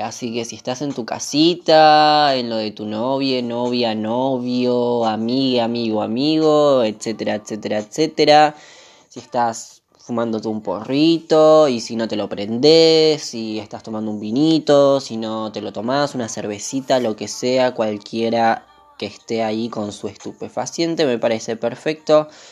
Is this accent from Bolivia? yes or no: no; Lavallol, Buenos Aires Province, Argentina; soy de Zona Sur, Lavallol